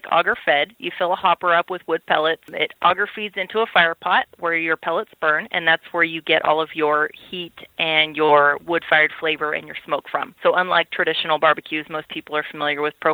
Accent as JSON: {"language": "English", "region": "North Idaho", "country": "United States", "tie": "born or raised there", "moved": "as an adult", "lives_now": "Boise, United States", "said": "I grew up in North Idaho, and I've been living down in the Boise area for about the last 10 years"}